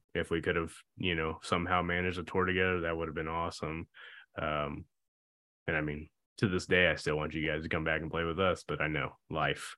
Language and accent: English; Indianapolis, Indiana, United States; We're from Indy